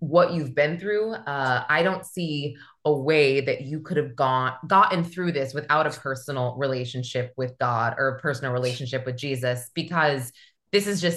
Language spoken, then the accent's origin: English; Manchester, New Hampshire, United States; I'm from Manchester, New Hampshire, but there was this theater and there was this Hanover Street. I skipped school to go see you guys.